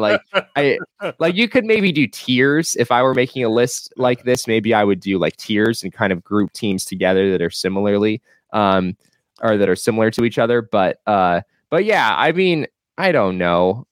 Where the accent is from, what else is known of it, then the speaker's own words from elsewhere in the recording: Phoenix, Arizona, United States; moved away as an adult; I grew up in Phoenix